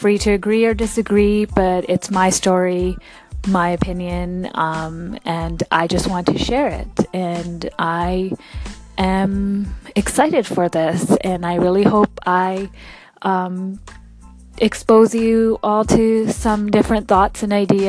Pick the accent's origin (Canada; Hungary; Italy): Canada; Vancouver, British Columbia; I was born and raised right here in Vancouver, Canada, to immigrant parents from India.